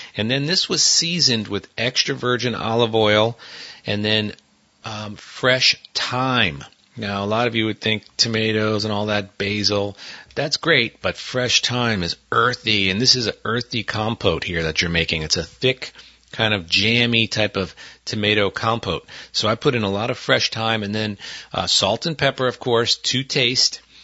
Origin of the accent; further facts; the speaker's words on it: Northeast, United States; moved away; Where I grew up in the Northeast